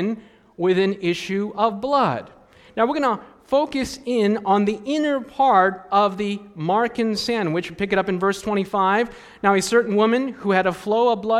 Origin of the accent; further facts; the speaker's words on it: United States; growing up in the States